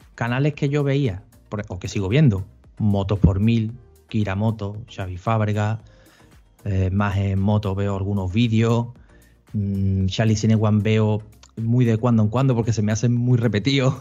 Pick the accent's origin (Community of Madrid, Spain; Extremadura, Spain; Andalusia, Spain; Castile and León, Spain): Andalusia, Spain; Seville; yo soy nacido en Sevilla, criado en Sevilla y residente en Sevilla